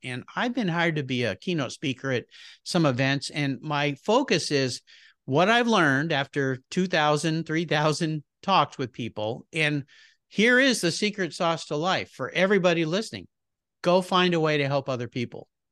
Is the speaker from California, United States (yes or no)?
yes; La Jolla, California, United States; I grew up in Southern California, beautiful place called La Jolla, California